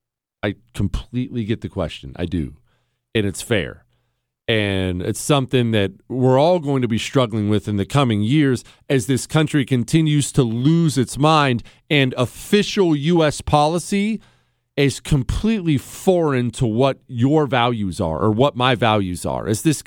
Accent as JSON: {"language": "English", "region": "Ohio", "country": "United States", "said": "To be fair, I'm also from Ohio, and we order ranch with a straw."}